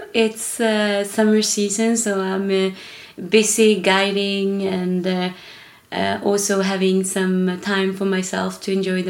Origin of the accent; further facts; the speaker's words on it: Kiruna, Norrbotten County, Sweden; moved away; I am originally Swedish. I was born in the north of Sweden.